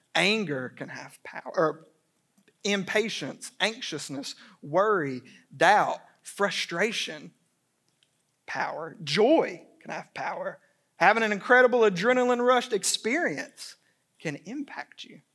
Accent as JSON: {"language": "English", "town": "Dalton", "region": "Georgia", "country": "United States", "tie": "born or raised there", "said": "I grew up in Dalton, Georgia"}